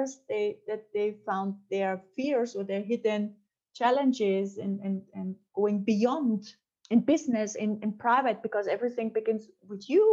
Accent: Austria; English is a second language; moved away as an adult; also born or lived in France; I'm from Austria and I'm a woman

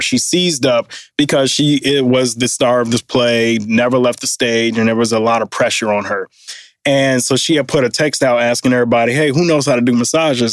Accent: Detroit, Michigan, United States; moved away; we grew up um, in downtown Detroit, both went to Cass, born in the same hospital

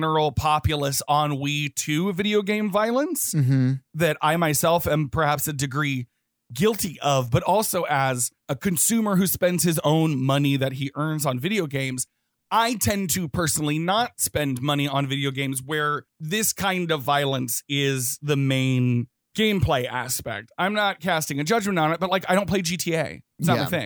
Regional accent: the South, United States; growing up in the South.

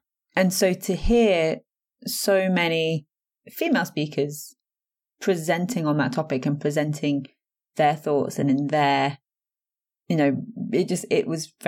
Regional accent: East Midlands, United Kingdom; now in Buckinghamshire, United Kingdom; so like I live in Buckinghamshire, but I was born and I grew up in Northamptonshire, which isn't really known to begin with.

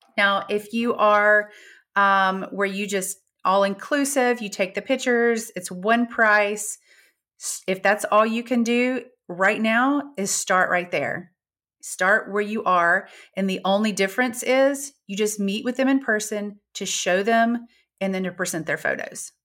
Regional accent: Gulf Shores, Alabama, United States; I'm from Gulf Shores, Alabama

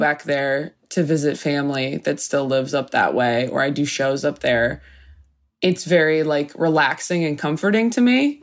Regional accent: Temecula, California, United States; born or raised there

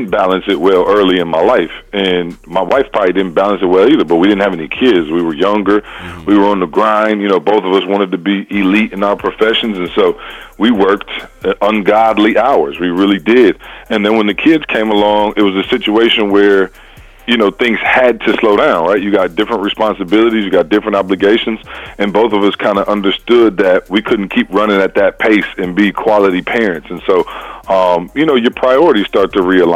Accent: Lansing, Michigan, United States; now in Missouri, United States; Born and raised in Lansing, Michigan, home of the Spartans

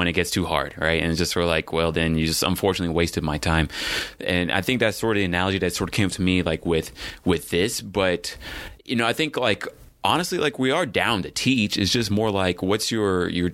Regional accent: Texas, United States; I'm from Texas

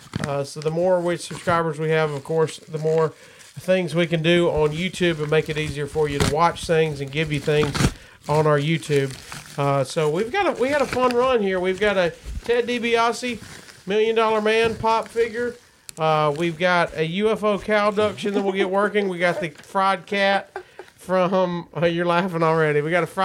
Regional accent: Gadsden, Alabama, United States; we were poor, so we didn't go to any wrestling shows. But we, you know, we're from Gadsden, Alabama.

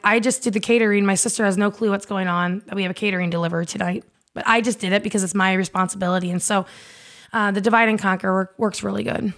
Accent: eastern Iowa, United States; I grew up in Iowa, in eastern Iowa on a farm

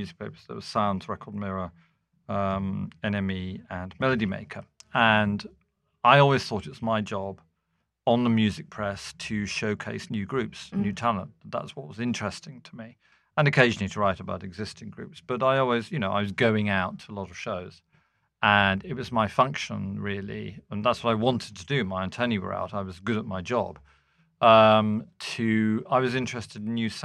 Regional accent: London, United Kingdom; moved away as an adult; also born or lived in Manchester; I'm a Londoner

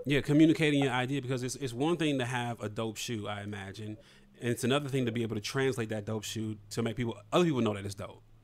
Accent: Toledo, Ohio, United States; I'm from Toledo, which is like you know half an hour, forty five minutes from where you're from, in Detroit

